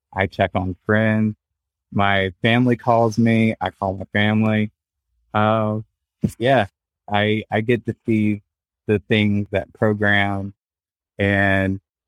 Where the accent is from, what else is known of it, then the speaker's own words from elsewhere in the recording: the South, United States; Well, I grew up in the South, so that automatically put a target on anybody back.